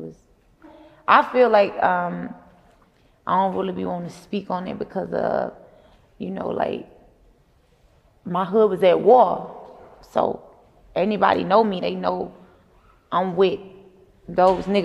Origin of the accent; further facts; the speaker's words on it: Atlanta, Georgia, United States; Me growing up on Cleveland